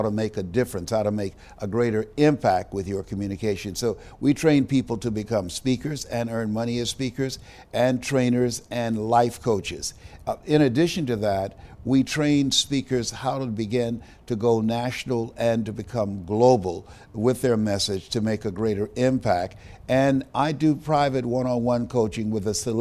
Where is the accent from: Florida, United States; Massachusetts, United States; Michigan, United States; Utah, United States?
Florida, United States; Miami; the place where I'm from, which is right here in Miami. I was born in Liberty City